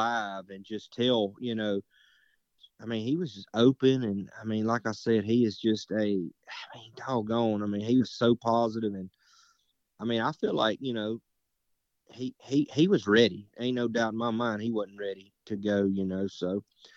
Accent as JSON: {"language": "English", "town": "Morton", "country": "United States", "said": "I'm from Morton"}